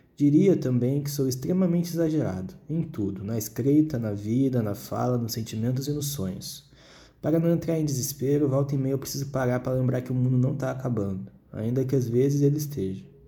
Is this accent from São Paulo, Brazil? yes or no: no; Porto Alegre, Rio Grande do Sul, Brazil; eu nasci em Porto Alegre